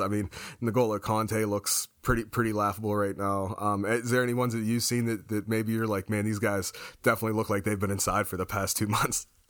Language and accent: English; United States; I'm American